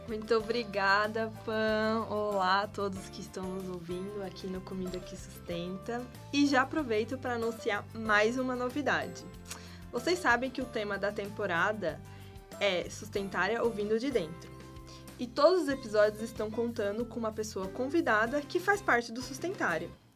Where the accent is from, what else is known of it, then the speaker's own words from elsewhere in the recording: Ouro Fino, Minas Gerais, Brazil; now in São Paulo, Brazil; eu sou de Minas Gerais, na verdade, né? Vim para São Paulo para estudar